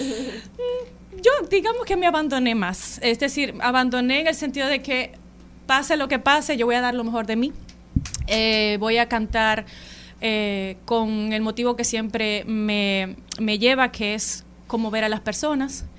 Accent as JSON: {"language": "Spanish", "town": "Santo Domingo", "region": "Distrito Nacional", "country": "Dominican Republic", "tie": "born or raised there", "moved": "yes", "lives_now": "Austria", "said": "sí nací en Santo Domingo, en el Distrito Nacional"}